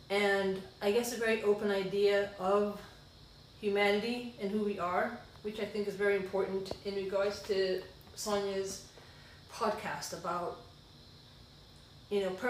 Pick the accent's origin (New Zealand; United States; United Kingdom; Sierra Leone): Sierra Leone; born there; I was born in Sierra Leone, West Africa